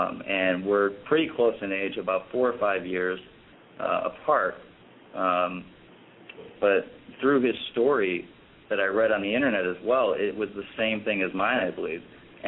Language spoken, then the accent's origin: English; Chicago, Illinois, United States; So when I, because I'm originally from Chicago, and I started my first 2 years off in college down in Florida at Florida Atlantic University, and I decided to come back to Chicago because I missed home.